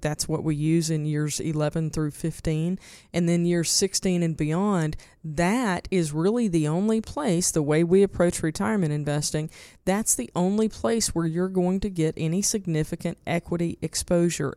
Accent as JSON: {"language": "English", "region": "eastern Arkansas", "country": "United States", "tie": "born or raised there", "said": "I grew up in Tornado Alley in eastern Arkansas"}